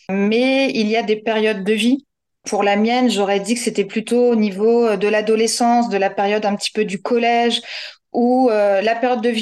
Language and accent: French; Normandy, France; now in Pont-l'Abbé, France; j'ai 38 ans. Je suis la première jumelle, puisque première née. Je vis à Pont-l'Abbé, donc normande de naissance et bigoudaine de cœur.